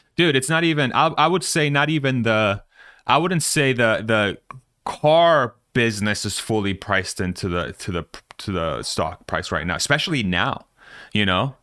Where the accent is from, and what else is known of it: Spain